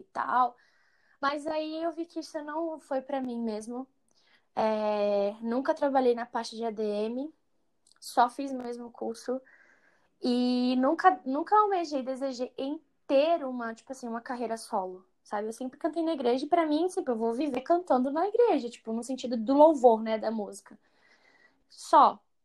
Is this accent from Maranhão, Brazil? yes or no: yes; Imperatriz, Maranhão, Brazil; Sempre cantei na igreja, é, na igreja lá em Imperatriz. Eu cresci no Maranhão, né? Fui para lá com seis anos de idade